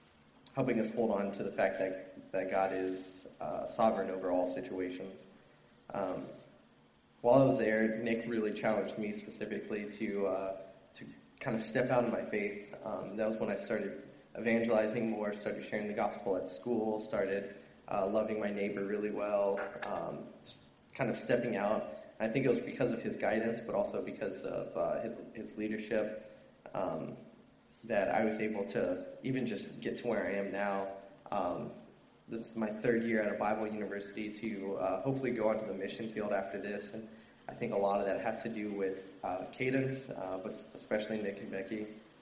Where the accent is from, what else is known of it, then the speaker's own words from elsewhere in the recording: Stuttgart, Baden-Württemberg, Germany; I grew up in Stuttgart, Germany as a military kid. I was there for about 9 years.